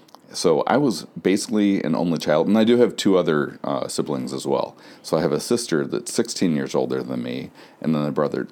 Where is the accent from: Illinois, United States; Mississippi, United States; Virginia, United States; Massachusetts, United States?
Illinois, United States; Bolingbrook; also born or lived in Omaha, Nebraska; I was born in Omaha, Nebraska. I moved here, actually moved to Bolingbrook in 1976 when I was 6 years old on July 4th.